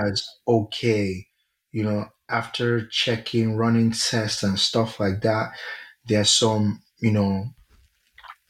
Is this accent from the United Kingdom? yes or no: no; Nigeria; I'm very Nigerian